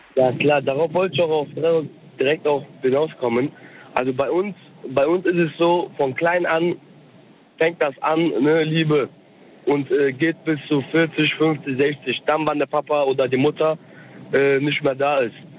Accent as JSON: {"language": "German", "country": "Germany", "tie": "born or raised there", "also_born_or_lived": "Cologne, Germany", "said": "ich bin Türke mhm. aus der Türkei, bin aber in Deutschland geboren"}